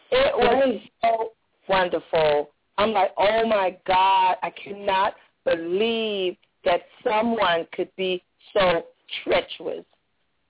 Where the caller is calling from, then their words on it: Jacksonville, United States; I'm calling from Jacksonville